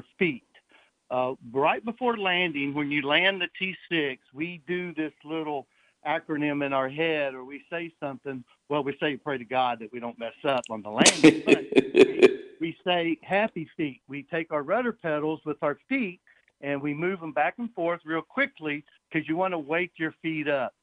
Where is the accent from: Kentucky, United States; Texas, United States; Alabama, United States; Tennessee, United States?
Tennessee, United States; Nashville; moved away as an adult; now in California, United States; I grew up in Nashville, Tennessee